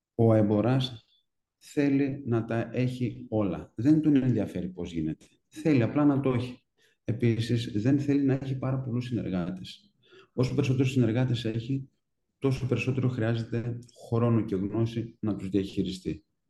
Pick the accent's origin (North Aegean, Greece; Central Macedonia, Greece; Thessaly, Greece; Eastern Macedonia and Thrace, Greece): Thessaly, Greece; Trikala; μένοντα στα Τρίκαλα